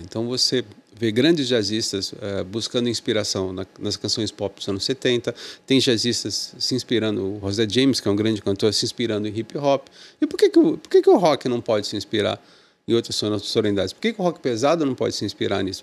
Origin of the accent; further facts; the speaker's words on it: Santos, São Paulo, Brazil; Eu sou de Santos